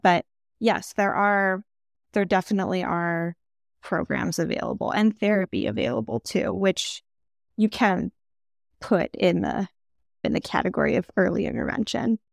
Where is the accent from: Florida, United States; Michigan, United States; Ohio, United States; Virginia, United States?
Michigan, United States; also born or lived in New York; now in California, United States; I'm from Michigan, I lived in New York also before moving to California